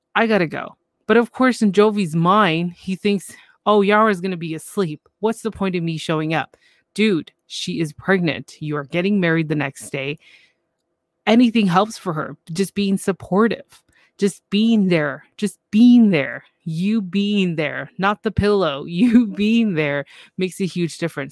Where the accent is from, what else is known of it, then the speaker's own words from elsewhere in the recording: Canada; I'm from Canada